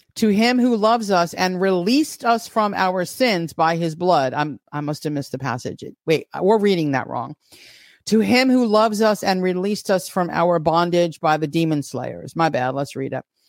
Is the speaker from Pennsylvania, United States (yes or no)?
no; New York, United States; as a New Yorker